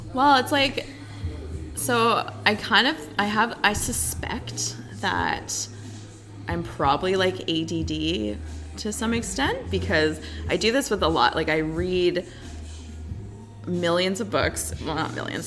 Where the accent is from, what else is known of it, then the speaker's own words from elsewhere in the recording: Invermere, British Columbia, Canada; moved away as an adult; also born or lived in Victoria, British Columbia; now in Alberta, Canada; I grew up in Invermere, BC, which is really close to Alberta actually.